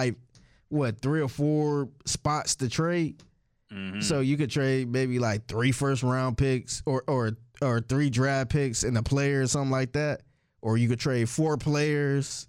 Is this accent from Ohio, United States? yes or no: yes; Cleveland, Ohio, United States; I'm from Cleveland. I'm not from Akron